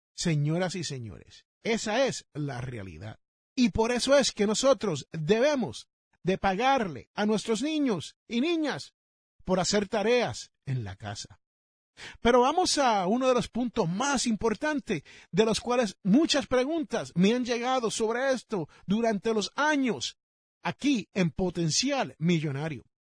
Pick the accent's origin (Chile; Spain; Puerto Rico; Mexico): Puerto Rico; now in United States; en el país donde yo me crié, en la isla del encanto